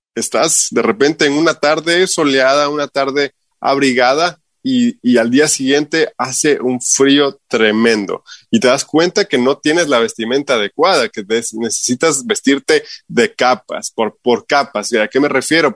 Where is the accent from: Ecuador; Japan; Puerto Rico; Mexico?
Ecuador; Quito, Pichincha; moved away as an adult; also born or lived in Utah, United States; now in Salt Lake City, United States; como buen ecuatoriano